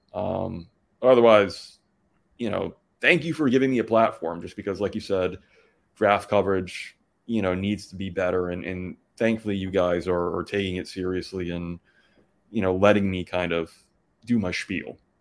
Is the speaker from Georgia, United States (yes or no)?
yes; Atlanta, Georgia, United States; now in Indiana, United States; I grew up mostly in Atlanta